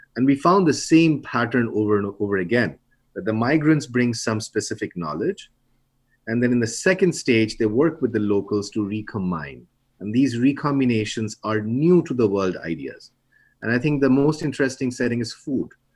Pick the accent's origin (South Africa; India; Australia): India; now in United States; I'm from India, you know, I would, I have, I've uh, really old parents there.